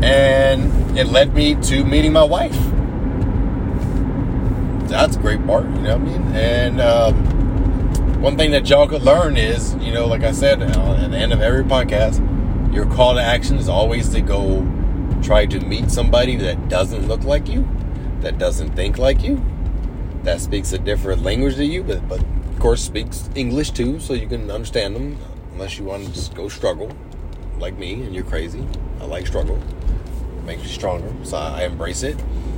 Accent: United States; I'm an American. I mean, like I said, they're American too, but I'm not Puerto Rican by blood.

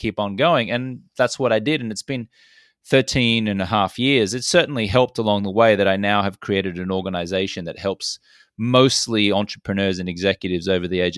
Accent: Brisbane, Queensland, Australia; I'm Australian-American, grew up in Brisbane, Australia

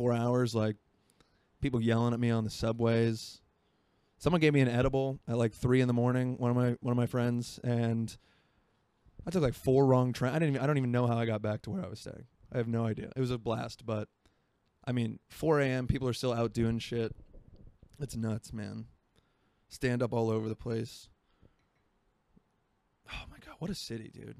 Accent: Florida, United States; moved away; I'm from Florida and it gets hot and humid

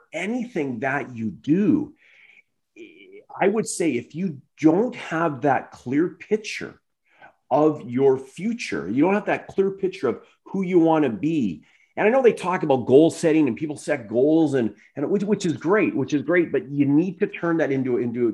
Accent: Ontario, Canada; I'm actually from Ontario originally

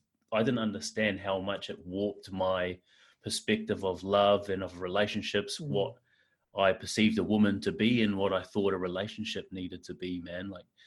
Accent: New Zealand; now in Perth, Australia; I'm from New Zealand.

